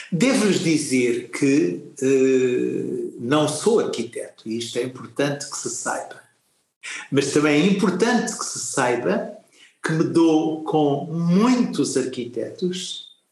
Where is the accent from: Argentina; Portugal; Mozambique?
Mozambique; moved away; nasci muito longe daqui, num lugar onde o vento sopra de outra maneira. Na minha terra ganhei a noção que tenho do espaço, da terra, do mar, do verde